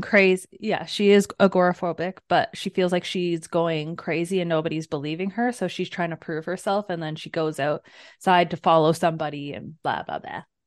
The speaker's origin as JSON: {"language": "English", "country": "Canada", "said": "we're from the up norths"}